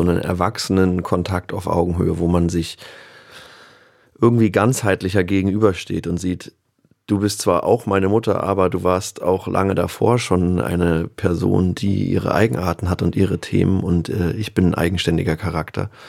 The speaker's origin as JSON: {"language": "German", "region": "Berlin", "country": "Germany", "tie": "born or raised there", "said": "hier Kreuzberg, wo mhm. ich einfach aufgewachsen bin"}